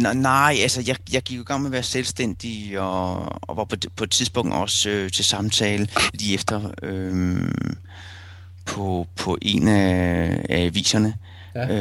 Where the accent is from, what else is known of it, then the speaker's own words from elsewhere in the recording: Rødovre, Capital Region of Denmark, Denmark; moved away as an adult; also born or lived in Silkeborg / Vesterbro, Copenhagen; now in Copenhagen, Denmark; inden mine forældre flyttede til Rødovre